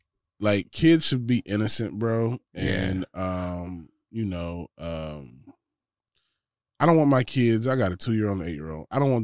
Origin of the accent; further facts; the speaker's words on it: Georgia, United States; I was raised in Georgia.